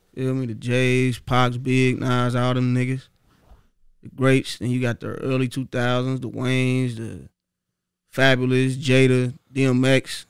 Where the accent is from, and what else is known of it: Dayton, Ohio, United States; born or raised there; also born or lived in Cincinnati, Ohio